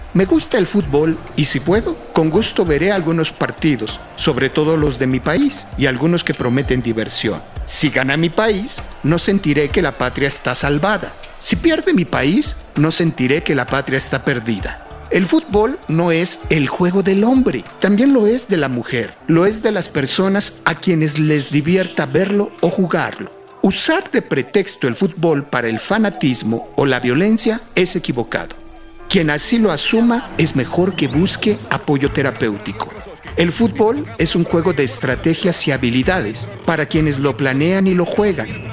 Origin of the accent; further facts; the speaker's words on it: Mexico; Yo como muchos mexicanos, también nací gritando gol